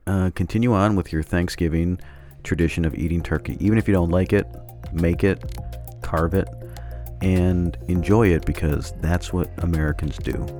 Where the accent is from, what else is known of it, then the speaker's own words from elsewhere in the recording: Canada; I mean, I grew up in Canada, too, and we still had... We had turkey, too.